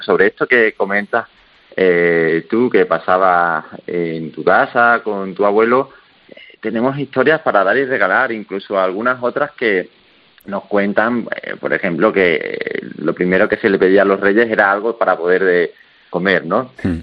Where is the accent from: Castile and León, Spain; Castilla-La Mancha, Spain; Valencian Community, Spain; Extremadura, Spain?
Extremadura, Spain; nosotros somos los dos de Extremadura